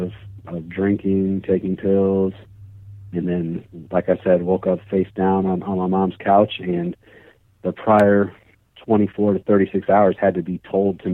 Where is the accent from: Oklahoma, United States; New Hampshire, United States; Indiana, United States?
Indiana, United States; Indianapolis; I am from the Indianapolis, Indiana area. I live in a suburb just north of Indianapolis